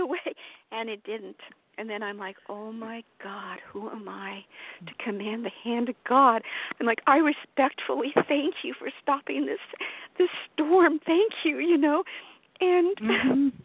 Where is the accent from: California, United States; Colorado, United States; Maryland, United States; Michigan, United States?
Colorado, United States; I was born and raised in Colorado